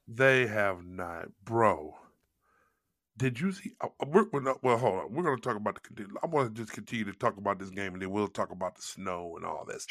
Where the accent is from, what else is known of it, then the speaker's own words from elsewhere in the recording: St. Louis, Missouri, United States; moved away; I'm from Saint Louis